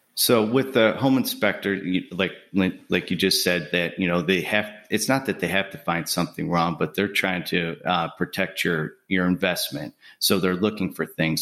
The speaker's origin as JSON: {"language": "English", "town": "Buffalo", "region": "New York", "country": "United States", "moved": "as an adult", "lives_now": "Birmingham, United States", "said": "I'm originally from Buffalo, New York. I moved down here to Birmingham, Alabama in two thousand eight"}